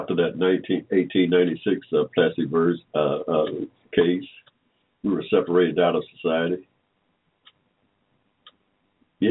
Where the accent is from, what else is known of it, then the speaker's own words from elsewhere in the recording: Henry County, Georgia, United States; also born or lived in Atlanta, Georgia; We was born here in Georgia in 1945. Without, I like to say, in Henry County, Georgia, y'all, right in the middle of a cotton field.